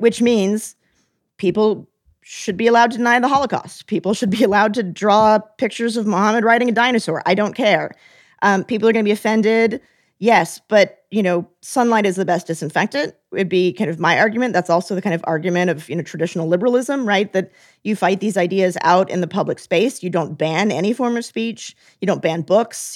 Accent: United States

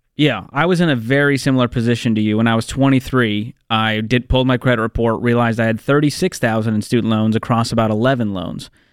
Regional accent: Boston, Massachusetts, United States; moved away; my hometown, Boston, Massachusetts

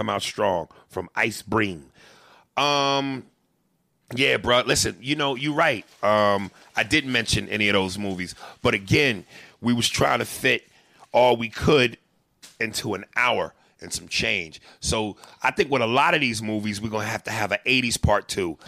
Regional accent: Brooklyn, New York, United States; I'm from Brooklyn too, nigga, Brownsville. Damn, nigga getting strong on me. To be exact, you know, growing up in Brooklyn, you got to have thick skin.

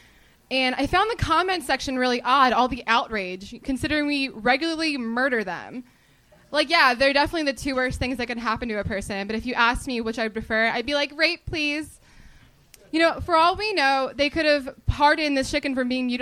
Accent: New Jersey, United States; moved away as an adult; now in Los Angeles, United States

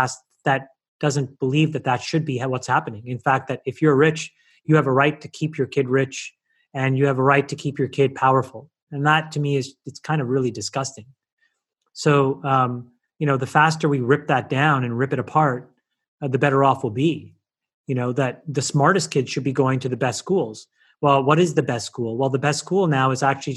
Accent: Ottawa, Ontario, Canada; moved away as an adult; also born or lived in Sri Lanka; now in United States; grew up in Canada, where I was part of the minority

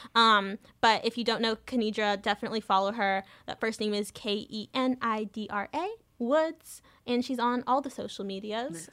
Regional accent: Southern California, United States; I grew up in Southern California

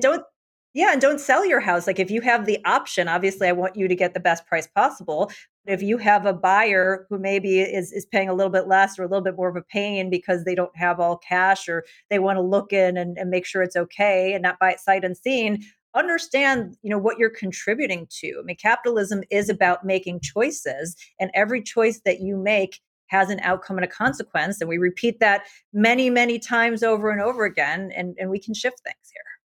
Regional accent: United States; being an American

